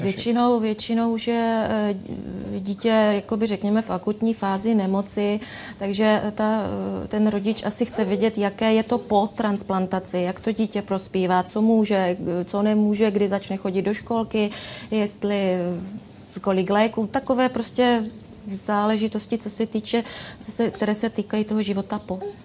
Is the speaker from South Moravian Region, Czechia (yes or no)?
no; Ostrava, Moravian-Silesian Region, Czechia; my jsme z Ostravy